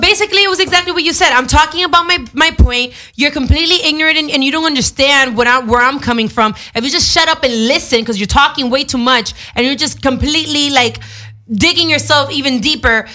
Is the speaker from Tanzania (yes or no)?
no; Dominican Republic; my culture or nationality, I'm Dominican